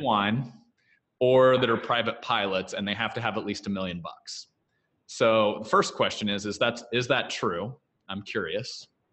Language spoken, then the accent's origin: English; Kansas, United States; I grew up in Kansas on a farm, throwing a few square bales along the way